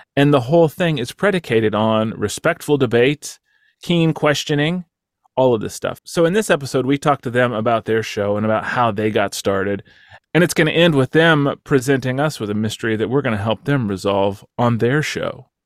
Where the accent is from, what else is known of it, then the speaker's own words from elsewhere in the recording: Texas, United States; moved away; my home state of Texas